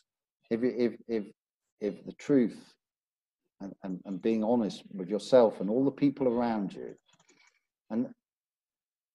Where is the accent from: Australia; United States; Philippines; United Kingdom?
United Kingdom; Belfast, Northern Ireland; I'm from, I was originally born in Belfast, so I'm from Northern Ireland